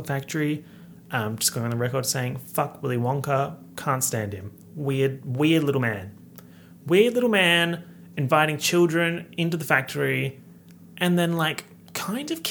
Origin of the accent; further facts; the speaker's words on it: Australia; accent: Australian; my heinous Australian accent